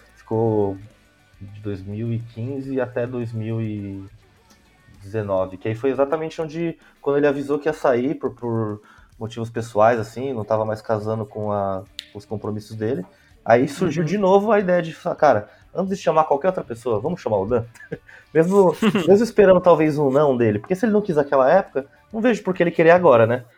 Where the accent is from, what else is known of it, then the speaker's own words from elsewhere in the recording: São Paulo, Brazil; Eu sou da Zona Leste de São Paulo